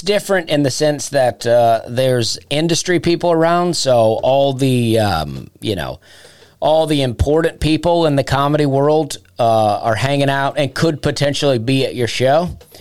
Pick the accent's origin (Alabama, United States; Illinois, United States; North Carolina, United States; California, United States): Alabama, United States; East; accent: Southern; moved away as an adult; also born or lived in Charleston, South Carolina; now in Nashville, United States; I grew up in Alabama, right? And I grew up real southern